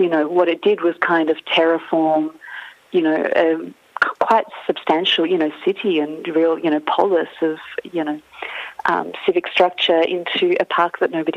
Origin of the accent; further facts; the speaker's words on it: Ukraine; now in Australia; growing up in Ukraine